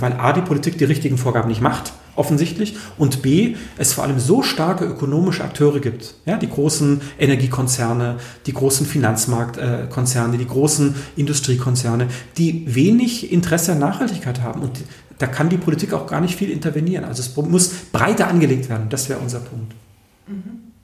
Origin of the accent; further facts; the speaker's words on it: Konstanz, Baden-Württemberg, Germany; also born or lived in Frankfurt am Main / Währing, Vienna; now in Vienna, Austria; ich bin auf der Insel Mainau aufgewachsen, im Bodensee